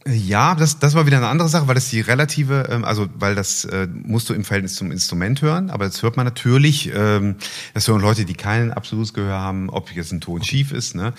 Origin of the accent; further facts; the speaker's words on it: Wuppertal, North Rhine-Westphalia, Germany; Ich komme aus Wuppertal, meine Heimatstadt. Dort geboren, dort werde ich auch leben. Ich lebe